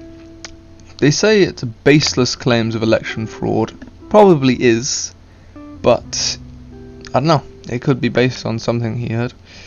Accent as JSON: {"language": "English", "country": "United Kingdom", "accent": "stereotypical British", "said": "I have a stereotypical British accent. Can't pronounce my T's. Yeah, that's pretty much all it is. However, even though I am British"}